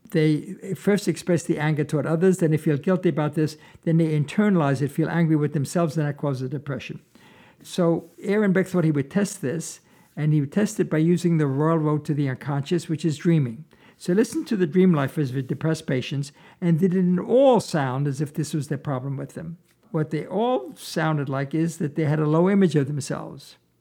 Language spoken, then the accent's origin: English; Vienna, Austria; moved away; I was born in Vienna, Austria, and when I was nine years old